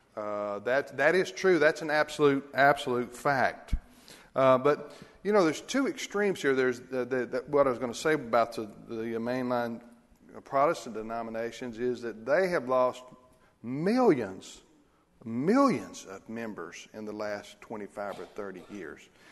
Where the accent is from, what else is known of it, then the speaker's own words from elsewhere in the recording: United States; as Americans, as American Christians